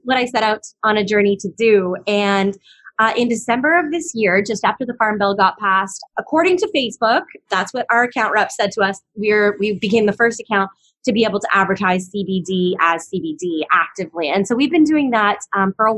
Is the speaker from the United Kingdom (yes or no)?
no; Canada; moved away as an adult; now in Hawaii, United States; I was actually born and raised in Canada